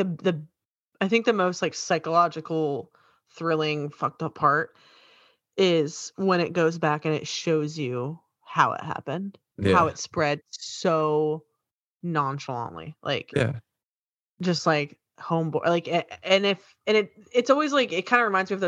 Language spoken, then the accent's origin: English; New York, United States; now in Virginia, United States; I'm born and raised in New York